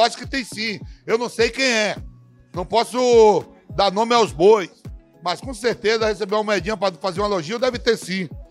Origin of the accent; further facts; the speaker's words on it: Brazil; moved away as an adult; also born or lived in Netherlands / Italy / France; Eu sou um atleta, ex-atleta, que saí do Brasil com 18 anos